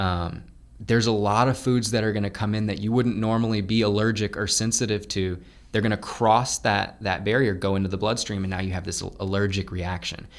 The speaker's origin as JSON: {"language": "English", "town": "Lafayette", "country": "United States", "tie": "born or raised there", "said": "I am setting up shop in Lafayette, my hometown"}